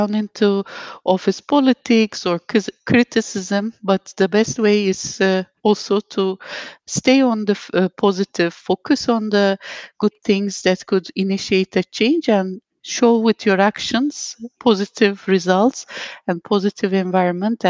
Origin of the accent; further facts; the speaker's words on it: Turkey; moved away as an adult; now in Dubai, United Arab Emirates; I have been based in Dubai for last 14 years, but I'm originally from Turkey